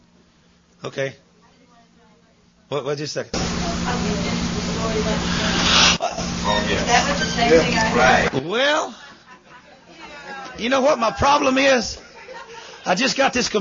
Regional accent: United States; moved away; I am an American

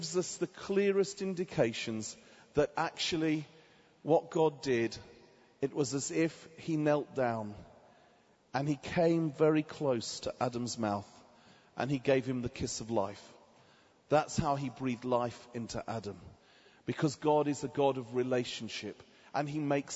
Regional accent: Watford, East of England, United Kingdom; So I'm from England, a town just outside of Watford. Just outside of London, called Watford

